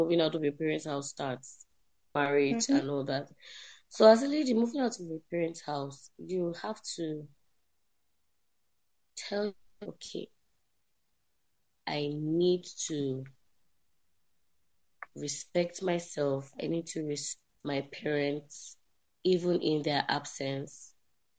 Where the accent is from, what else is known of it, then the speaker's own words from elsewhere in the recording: Kano, Kano State, Nigeria; moved away as an adult; also born or lived in Zaria; I'm based in Kano, born and raised in Kano State.